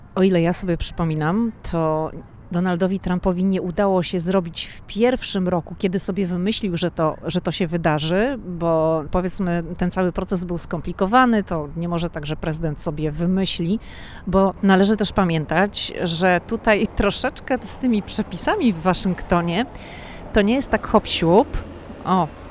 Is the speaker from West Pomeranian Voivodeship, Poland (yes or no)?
yes; Szczecin, West Pomeranian Voivodeship, Poland; now in Washington, United States; My jesteśmy ze Szczecina, więc mówimy na dworze